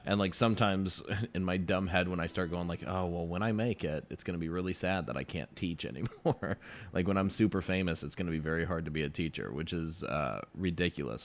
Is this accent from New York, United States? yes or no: no; Texas, United States; I'm from Texas